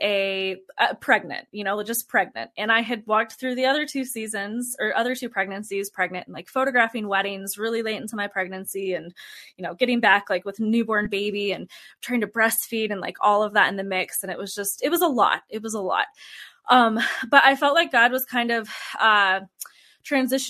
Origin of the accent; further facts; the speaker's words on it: Fort Collins, Colorado, United States; we ended up moving back to my hometown in Colorado, which is Fort Collins, Colorado. And that's where we are now.